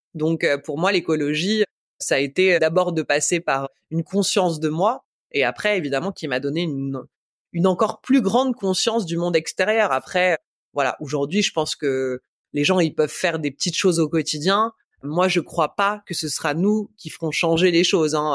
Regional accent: Paris, Île-de-France, France; moved away; j'ai grandi à Paris, je suis une vraie citadine

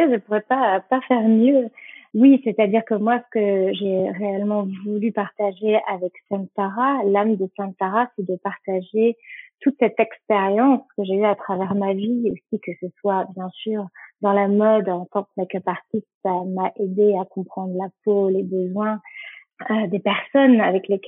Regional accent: Nouvelle-Aquitaine, France; comme tu l'as dit, je viens du Pays Basque et ça a une signification. Et en basque, ça veut dire aller vers ce qui te fait du bien

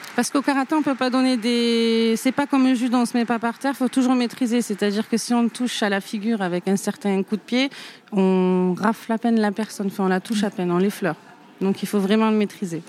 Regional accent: Saint-Rémy-de-Provence, Provence-Alpes-Côte d'Azur, France; moved away; also born or lived in Arles / Nîmes / Alès; J'ai grandi avec ma mère, euh, euh, donc une famille, ma mère qui était toute seule. dans un petit village Saint-Rémy de Provence

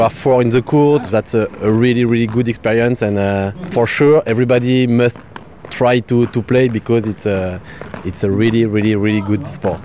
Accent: Bordeaux, Nouvelle-Aquitaine, France; English is a second language; I come from Bordeaux

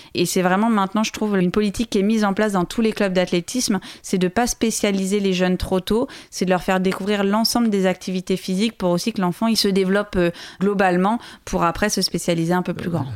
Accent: Loir-et-Cher, Centre-Val de Loire, France; c'est là-bas que j'ai grandi, c'est là-bas que je me suis construite

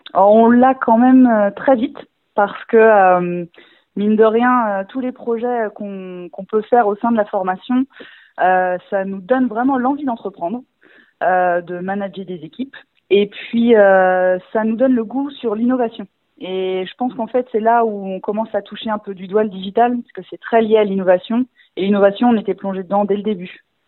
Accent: Rennes, Brittany, France; toute ma famille et mes amis dans le secteur puisque je suis rennaise

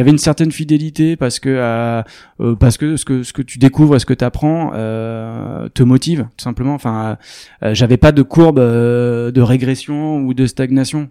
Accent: Arcachon Basin, Nouvelle-Aquitaine, France; je suis originaire du bassin d'Arcachon

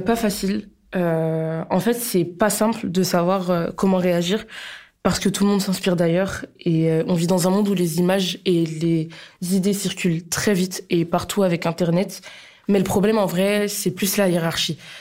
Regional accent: Poitou-Charentes, Nouvelle-Aquitaine, France; je viens du Poitou-Charentes

